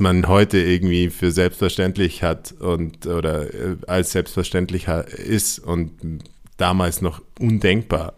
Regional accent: Allgäu, Bavaria, Germany; ich bin aus dem Allgäu

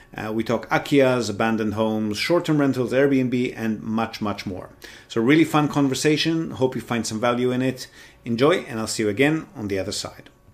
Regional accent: Israel; also born or lived in Australia; now in Japan; I'm originally from Israel

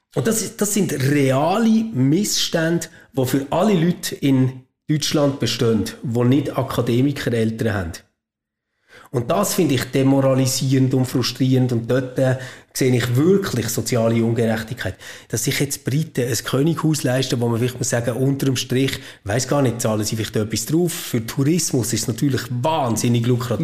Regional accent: Switzerland; bei uns in der Schweiz

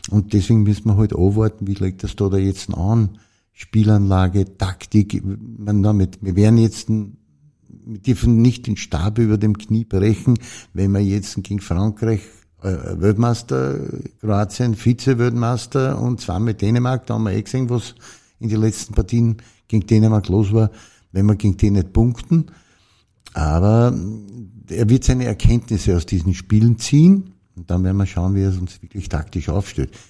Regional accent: Austria; Also das, der Teamchef ist die höchste Trainerposition, die es gibt bei uns in Österreich.

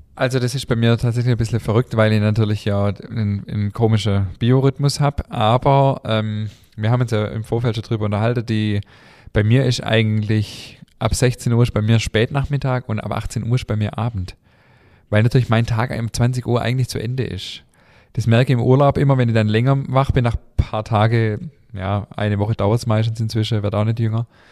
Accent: Schwäbisch Hall, Baden-Württemberg, Germany; bei uns in Schwäbisch Hall

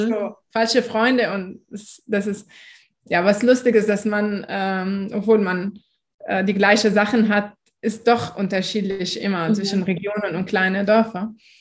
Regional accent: Lebanon; moved away as an adult; now in Stuttgart, Germany; meine Lebenssituation im Libanon oder wie ich aufgewachsen bin

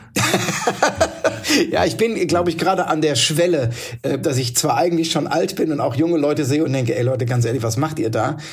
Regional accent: Neustadt an der Weinstraße, Rhineland-Palatinate, Germany; ich bin in Neustadt an der Weinstraße geboren

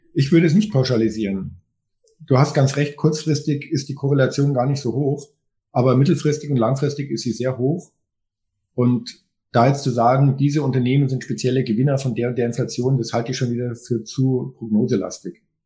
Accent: Germany; wir als Deutsche.

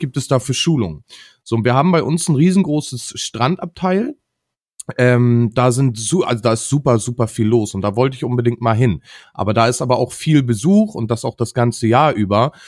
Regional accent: Northern Germany, Germany; hier bei uns in Norddeutschland

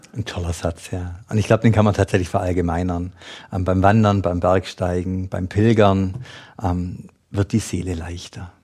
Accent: Schwäbisch Gmünd, Baden-Württemberg, Germany; Ich komme aus Schwäbisch Gmünd

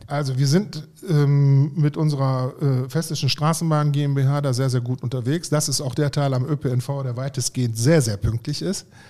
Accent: Haltern am See, North Rhine-Westphalia, Germany; ich komme hier aus Haltern am See

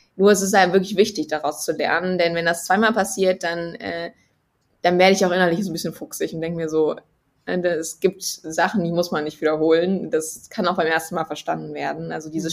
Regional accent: Bergisches Land, North Rhine-Westphalia, Germany; ich bin ja kein Kölner Mädel, sondern eher so ein Bergisches

